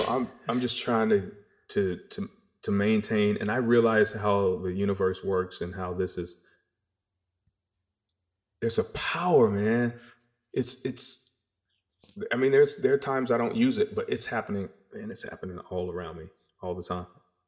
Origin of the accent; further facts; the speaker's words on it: North Carolina, United States; growing up in North Carolina in our little tiny house and my mom just having these dreams and these aspirations